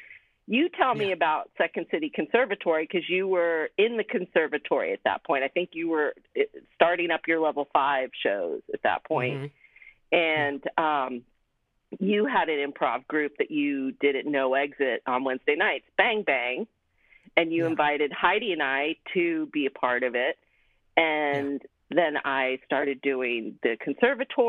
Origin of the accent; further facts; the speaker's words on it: Springfield, Virginia, United States; moved away as an adult; now in Chicago, United States; I grew up outside DC in Northern Virginia, Springfield, Virginia